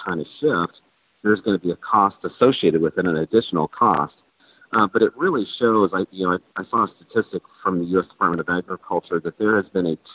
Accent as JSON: {"language": "English", "region": "Central Iowa", "country": "United States", "said": "I'm from Central Iowa"}